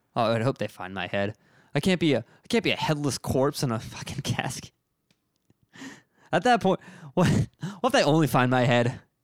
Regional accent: Reading, Pennsylvania, United States; now in Philadelphia, United States; I'm from Redding, Pennsylvania

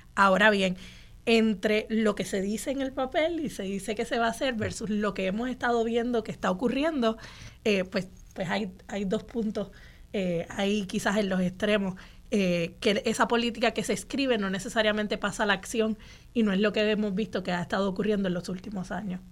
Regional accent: Puerto Rico; somos los puertorriqueños y las puertorriqueñas

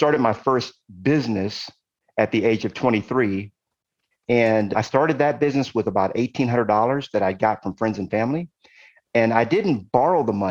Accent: Compton, California, United States; also born or lived in Brooklyn, New York / Ohio; we ended up moving to California. Why? Because my uncle was in California and my mom wanted to be close to her brother. And so my mom found the cheapest place she could find in California. It was a tiny little city in Los Angeles called Compton

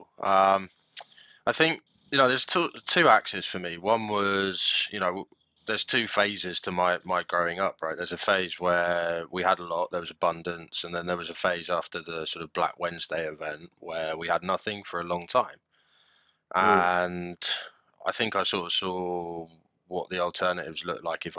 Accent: Bracknell, South East England, United Kingdom; also born or lived in South Africa; And then we were outside of London. So I was basically in what I would describe as sort of tech UK, Bracknell.

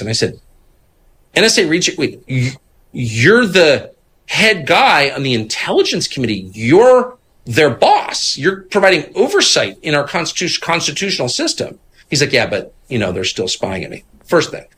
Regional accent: Washington, District of Columbia, United States; I'm from D C. My dad was in this world

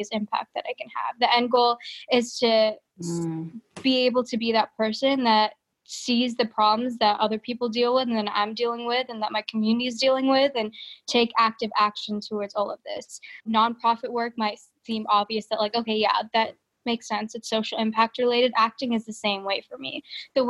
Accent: Lincoln, Nebraska, United States; also born or lived in Fargo, North Dakota; So I was born in Fargo, North Dakota, and then I moved to Lincoln, Nebraska when I was about, I think, 9 months old. So Lincoln is the only home I know

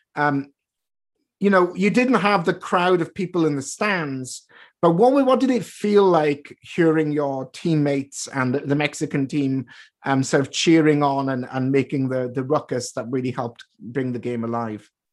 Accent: United Kingdom; moved away; I grew up in Britain

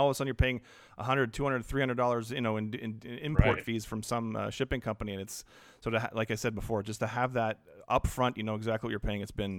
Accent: Canada; as a Canadian, having a base of operations of StockX in Canada has been huge

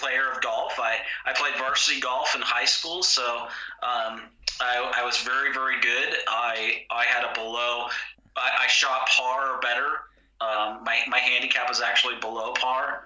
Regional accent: United States; also born or lived in greater LA area; I'm an American

